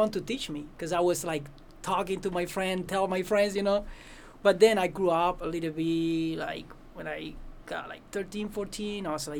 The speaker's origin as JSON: {"language": "English", "country": "Cuba", "second_language": "English", "moved": "as an adult", "lives_now": "Las Vegas, United States", "said": "I'm from Cuba"}